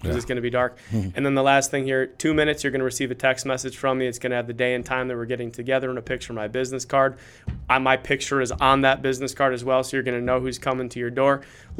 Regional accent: Cleveland, Ohio, United States; Football losses are easier to take. I'm from Cleveland.

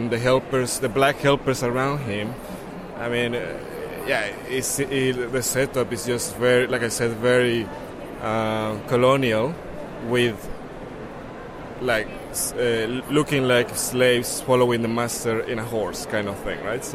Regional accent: Mexico; moved away as an adult; now in Netherlands; I'm from Mexico

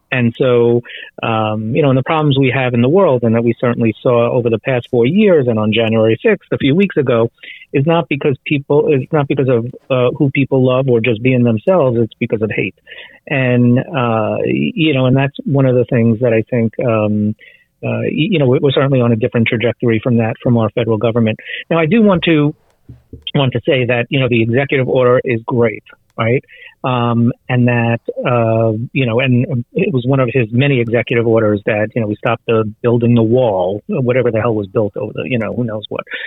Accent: United States; being a gay American

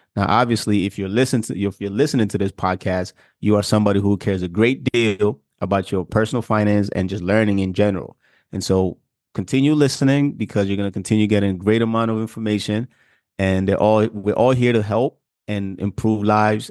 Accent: Ghana; moved away; I'm from Africa, I'm from Ghana, and so part of our diet is actually heavy starch

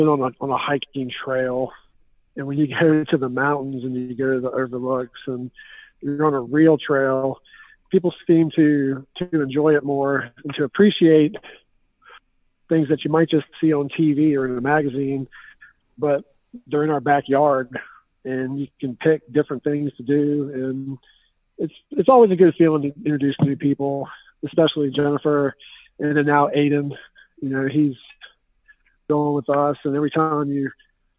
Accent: Richmond, Virginia, United States; now in Petersburg, United States; I'm from Richmond, Virginia, and we live down in Petersburg, Virginia

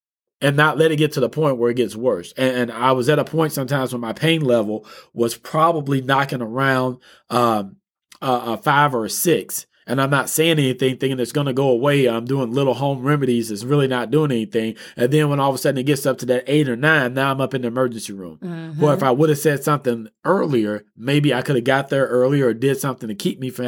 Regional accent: Texas, United States; When I was a child, I grew up in East Texas. I stayed in the woods.

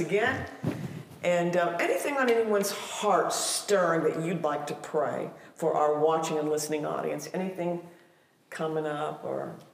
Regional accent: Ohio, United States; I came out of a cookie cutter mold out of the Midwest of Ohio.

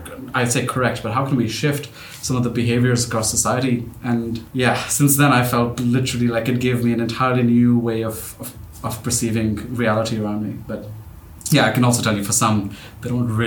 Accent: Pakistan; moved away; I grew up in Pakistan

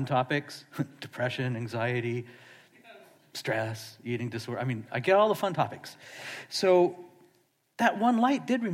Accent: Seattle, Washington, United States; I'm from Seattle

